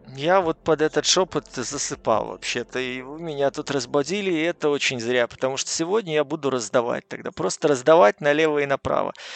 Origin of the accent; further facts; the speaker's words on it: Belarus; я из Беларуси